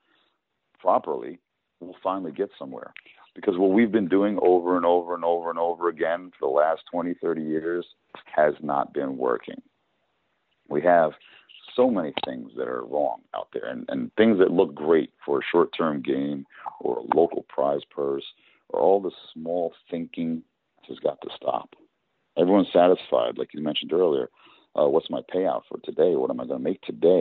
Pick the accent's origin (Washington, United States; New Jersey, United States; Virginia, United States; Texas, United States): New Jersey, United States; they're from my home state